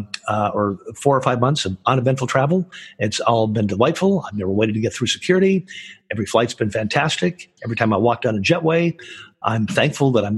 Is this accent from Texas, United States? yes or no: no; Michigan, United States; now in California, United States; that's where I'm originally from